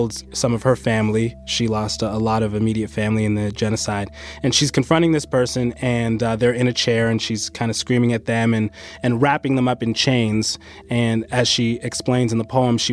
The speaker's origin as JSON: {"language": "English", "town": "London", "region": "Ontario", "country": "Canada", "tie": "born or raised there", "also_born_or_lived": "Kenya"}